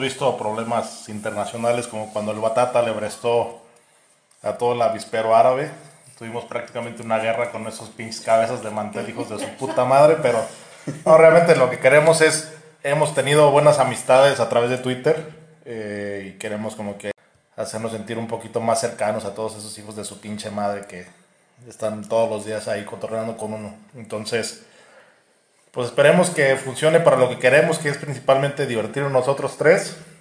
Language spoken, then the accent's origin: Spanish; Irapuato, Guanajuato, Mexico; somos de Irapuato, Guanajuato